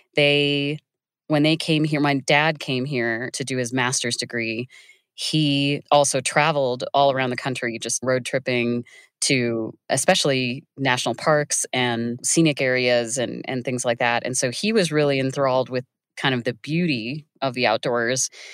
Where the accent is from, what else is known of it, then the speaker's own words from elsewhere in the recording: Iowa, United States; I grew up in Iowa